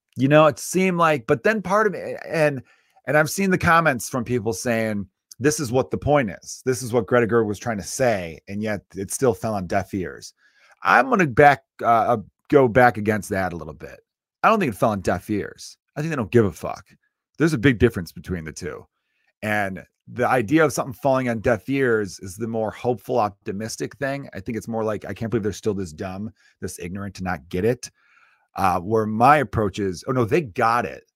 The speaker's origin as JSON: {"language": "English", "country": "United States", "said": "as an American with, uh, strong Irish roots"}